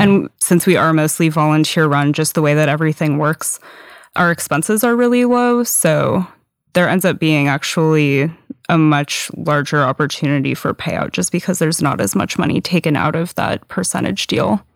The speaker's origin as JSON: {"language": "English", "town": "San Diego", "region": "California", "country": "United States", "tie": "born or raised there", "moved": "yes", "lives_now": "Seattle, United States", "said": "I grew up in San Diego, which essentially has no all-ages scene"}